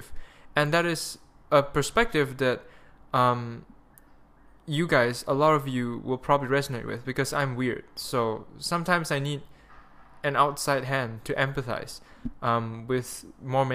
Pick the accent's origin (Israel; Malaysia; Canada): Malaysia; accent: Malaysian; my Malaysian accent